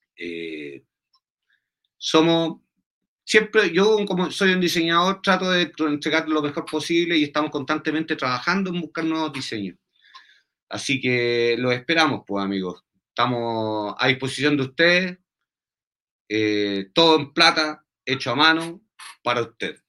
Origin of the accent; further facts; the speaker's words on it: Santiago, Santiago Metropolitan Region, Chile; yo soy de Santiago